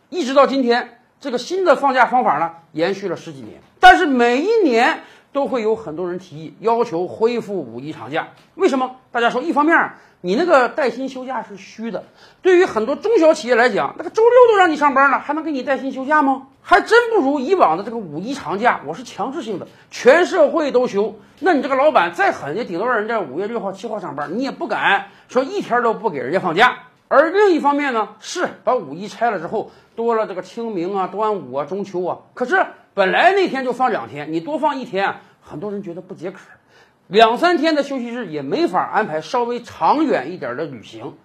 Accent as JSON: {"language": "Chinese", "country": "China", "said": "我们中国人真是很勤劳，而且生活得很辛苦"}